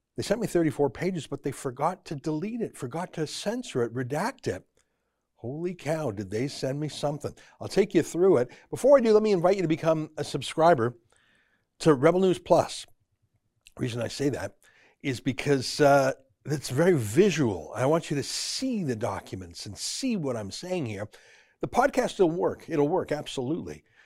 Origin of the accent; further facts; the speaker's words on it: Canada; I'm a Canadian journalist and author